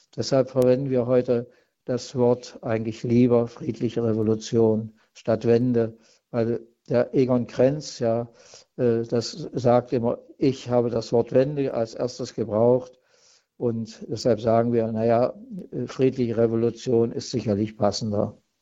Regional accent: East Germany, Germany; bei uns in der DDR

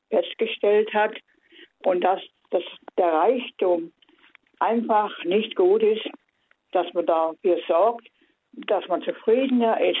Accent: Baden-Württemberg, Germany; aus dem Schwarzwald.

